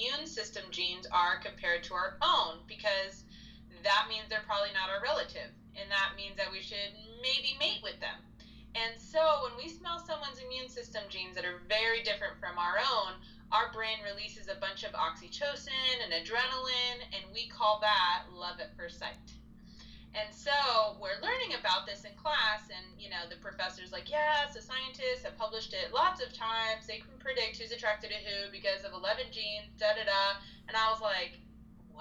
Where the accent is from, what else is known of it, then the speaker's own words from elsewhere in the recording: New Jersey, United States; now in Houston, United States; I am a Jersey girl, born and raised in New Jersey